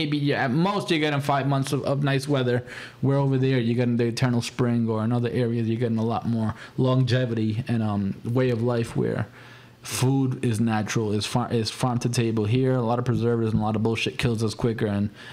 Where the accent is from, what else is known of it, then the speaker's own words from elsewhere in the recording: Central Falls, Rhode Island, United States; also born or lived in North Providence; I've never lived outside of Central Falls until I was an adult. Mm. I grew up CF. I was born CF. I mean, granted, I was born in North Providence